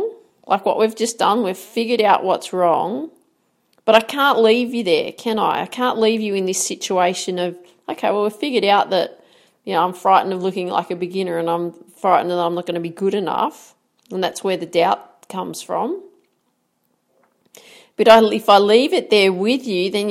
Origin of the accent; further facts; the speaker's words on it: Australia; I'm an Aussie